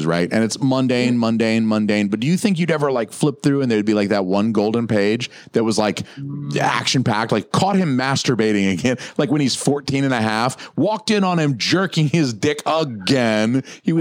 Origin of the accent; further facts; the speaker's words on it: Atlanta, the South, United States; moved away; I'm from the South, 30 years in Atlanta.